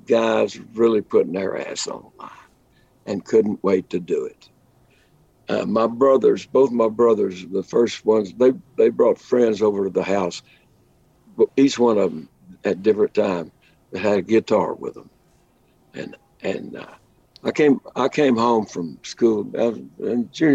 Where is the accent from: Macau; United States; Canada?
United States; Lubbock, Texas; also born or lived in Fort Worth, Texas; I grew up in Lubbock, Texas, home of the Plains, Llano Estacado, as the Spaniards called it